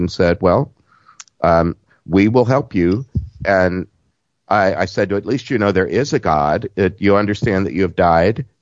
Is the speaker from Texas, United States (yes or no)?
yes; Southeast Texas, United States; accent: southern; I'm from Southeast Texas